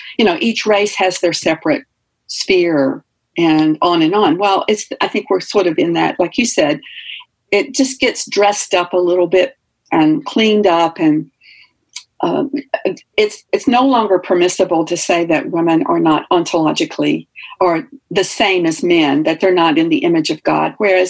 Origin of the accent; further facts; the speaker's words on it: the South, United States; And I liken it to growing up in the South in the separate but equal era.